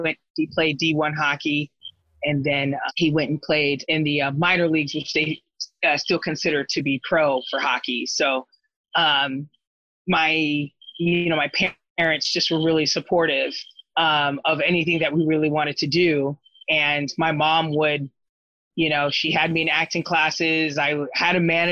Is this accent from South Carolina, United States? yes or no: no; Corona, California, United States; also born or lived in Tampa, Florida; I was born in Tampa, Florida, but then my mom moved us out to SoCal, Southern California, when I was a kid. And I pretty much was raised in Corona, California